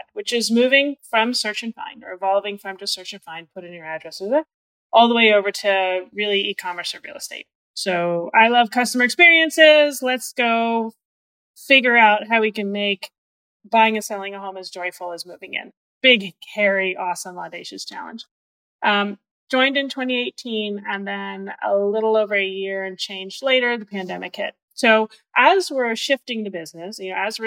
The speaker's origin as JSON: {"language": "English", "region": "Northeast", "country": "United States", "moved": "yes", "said": "I'm from the Northeast."}